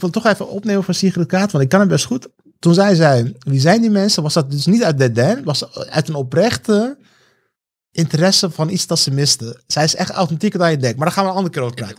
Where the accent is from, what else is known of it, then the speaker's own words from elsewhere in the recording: Rotterdam, South Holland, Netherlands; also born or lived in Heusden, North Brabant; ik kom uit Rotterdam